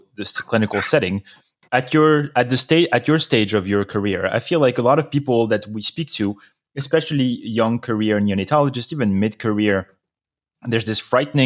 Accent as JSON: {"language": "English", "country": "France", "tie": "born or raised there", "moved": "yes", "said": "When I was growing up in France"}